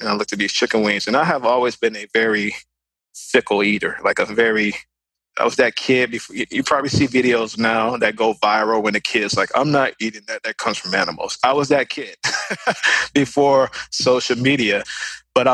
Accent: Chicago, Illinois, United States; I'm from the west side of Chicago. That's where I'm from, born and raised

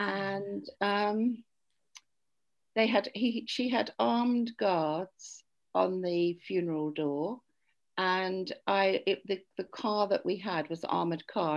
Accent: United Kingdom; I'm British.

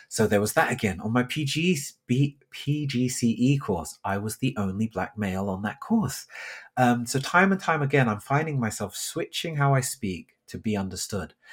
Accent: Thornton Heath, London, United Kingdom; born or raised there

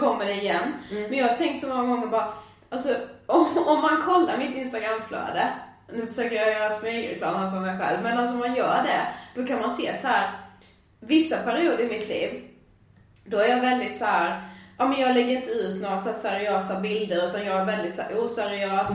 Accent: Karlshamn, Blekinge, Sweden; moved away as an adult; now in Stockholm, Sweden; jag har verkligen levt i en så trygg zon hemma i Karlshamn

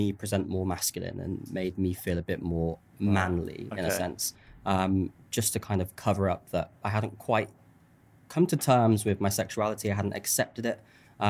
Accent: Birmingham, West Midlands, United Kingdom; accent: Birmingham; when I had my Birmingham accent and I would tell people my name was …

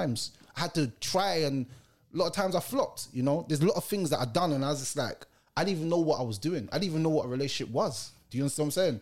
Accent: Jamaica; I'm a Jamaican

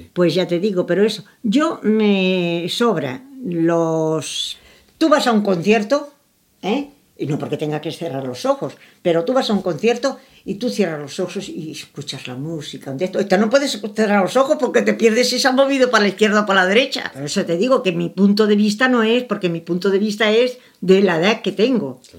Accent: Andalusia, Spain; soy andaluza

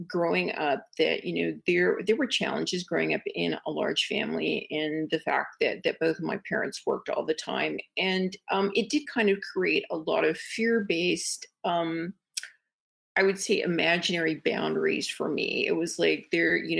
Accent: Midwest, United States; I am from the Midwest. And so I was kind of raised more, you know, as being, you know, a lady

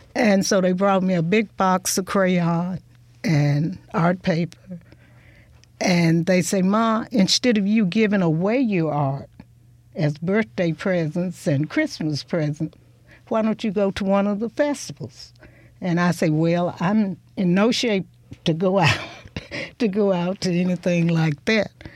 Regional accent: Hudsonville, Mississippi, United States; also born or lived in Holly Springs, Mississippi / Chulahoma, Mississippi / Clarksdale, Mississippi / Memphis, Tennessee; I grew up. It was just like being in a big rural town between those towns

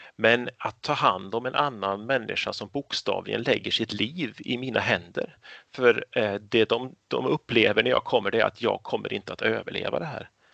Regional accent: Karlstad, Värmland, Sweden; moved away as an adult; now in Katrineholm, Sweden; jag har bott lika lång tid här som i stan jag växte upp i Karlstad i Värmland

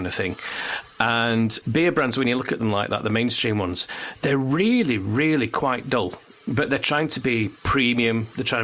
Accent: Barnsley, Yorkshire and the Humber, United Kingdom; I grew up in Barnsley

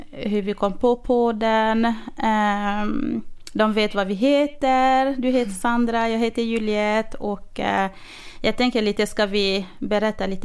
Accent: Örnsköldsvik, Västernorrland County, Sweden; now in Västerås, Sweden; jag är uppvuxen i Övik och eh, bor idag i Västerås.

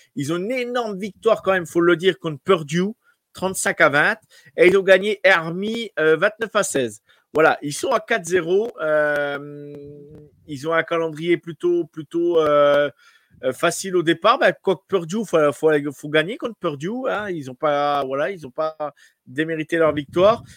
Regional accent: France; chez nous en France

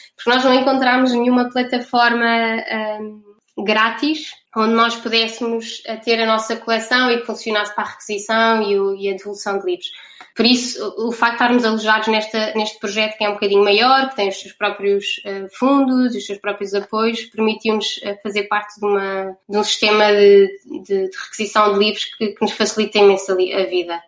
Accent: Portugal; first language Portuguese; also born or lived in Netherlands; now in Rotterdam, Netherlands; nós somos as quatro portuguesas

